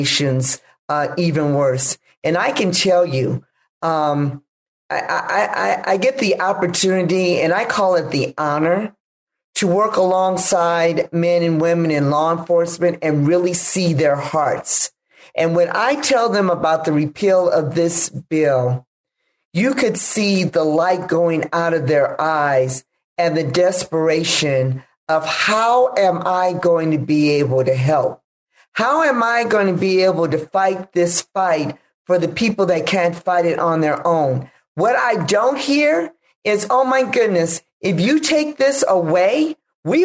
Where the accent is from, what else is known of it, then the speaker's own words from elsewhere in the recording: Los Angeles, California, United States; as an African-American woman born and raised in South Central Los Angeles